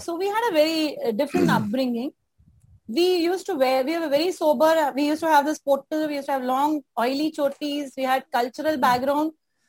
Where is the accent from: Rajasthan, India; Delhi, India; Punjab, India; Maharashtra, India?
Maharashtra, India; Mumbai; I grew up in Mulund. Mulund, 50% population is Tamilian.